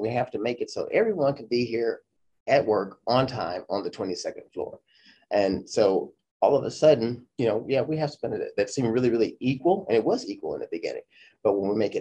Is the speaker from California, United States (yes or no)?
yes; Los Angeles, California, United States; also born or lived in St. Louis, Missouri; now in Georgia, United States; I'm originally from St. Louis, Missouri. That's where I was born, but I was raised in South Central Los Angeles. Moved there at a very young age.